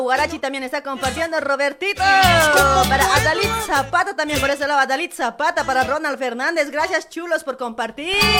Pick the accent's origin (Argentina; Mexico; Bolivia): Bolivia; Somos bolivianos, ¿sí o no? Todos somos bolivianos